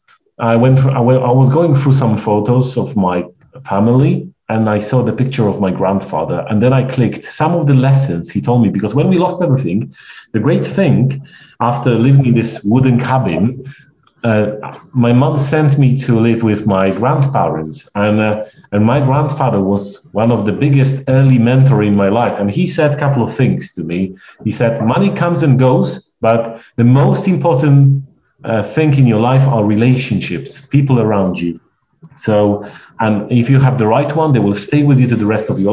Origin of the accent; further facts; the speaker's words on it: Poland; English is a second language; moved away; my accent, because I'm a stranger, and I'm Polish